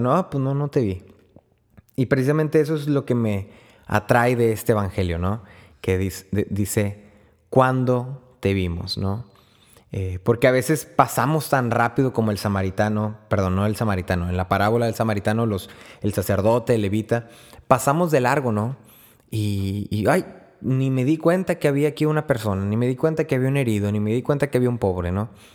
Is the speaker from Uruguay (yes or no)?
no; Río Bravo, Tamaulipas, Mexico; soy de Río Bravo, Tamaulipas